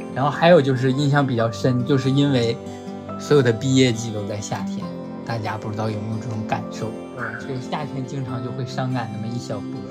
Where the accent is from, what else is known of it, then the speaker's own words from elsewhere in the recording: Hulunbuir, Inner Mongolia, China; now in southern China; 呼伦贝尔的